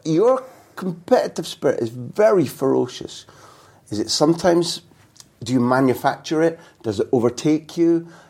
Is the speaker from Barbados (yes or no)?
no; Scotland, United Kingdom; I'm Scottish